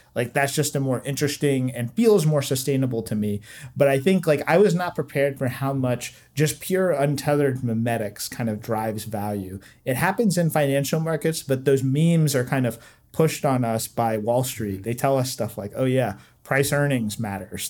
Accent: Southeast Virginia, United States; moved away as an adult; now in Washington, DC, United States; I grew up in Southeast Virginia

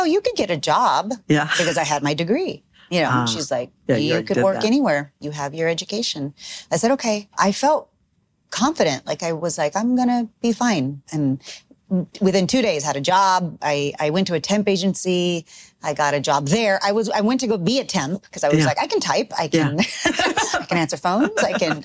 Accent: South Texas, United States; I grew up in Texas, South Texas

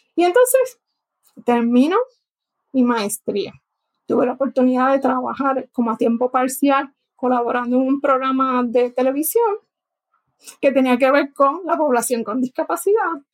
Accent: Guayama, Puerto Rico; yo nací en Guayama, Puerto Rico, así que como dicen, soy bruja de nacimiento. Me crié en, el área sur de Puerto Rico

